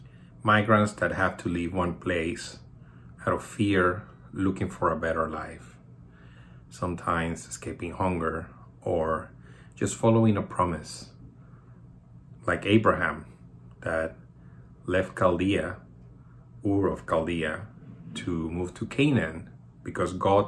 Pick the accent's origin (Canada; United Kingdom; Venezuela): Venezuela; now in United States; I am a migrant Venezuelan, and I am also an American.